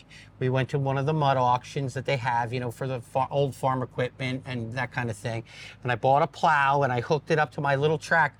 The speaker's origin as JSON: {"language": "English", "region": "New Jersey", "country": "United States", "tie": "born or raised there", "moved": "as an adult", "lives_now": "Pennsylvania, United States", "said": "We grew up in New Jersey. We moved out to Pennsylvania when we first got together over 25 years ago now."}